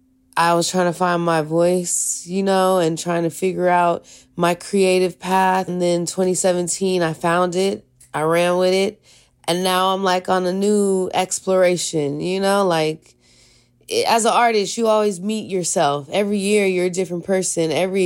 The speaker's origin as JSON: {"language": "English", "region": "California", "country": "United States", "tie": "born or raised there", "also_born_or_lived": "San Francisco", "said": "I was born in Palo Alto. My dad is from East Palo Alto and my mom's from Redwood City. So I grew up in both of those places a little bit. But I came to the city when I was 14."}